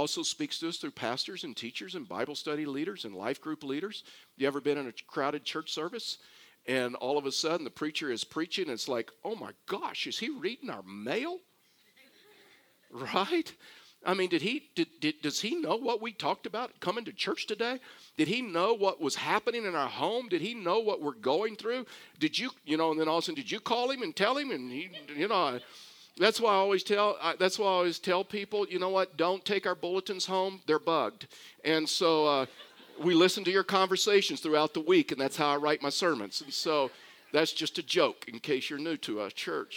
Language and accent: English; Houston, Texas, United States; I was born and raised in Houston, Texas